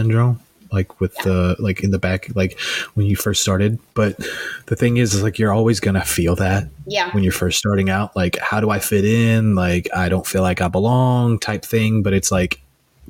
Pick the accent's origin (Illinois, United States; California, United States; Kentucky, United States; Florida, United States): Kentucky, United States; now in Chicago, United States; I'm some kid from Podunk, Kentucky